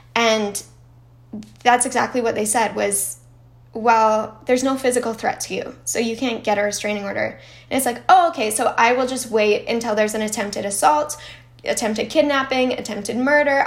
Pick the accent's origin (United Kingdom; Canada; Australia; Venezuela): Canada; I'm Canadian